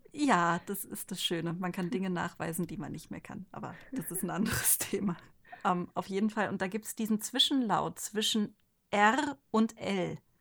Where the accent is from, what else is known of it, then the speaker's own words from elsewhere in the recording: Ostwestfalen-Lippe, North Rhine-Westphalia, Germany; now in Rhine-Main area, Germany; Ich komme halt aus Ostwestfalen-Lippe